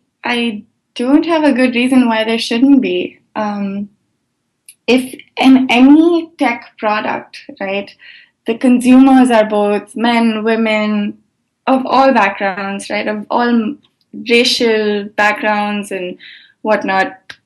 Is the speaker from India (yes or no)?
yes; India; now in United States; I learned that I grew up in India, and when I moved here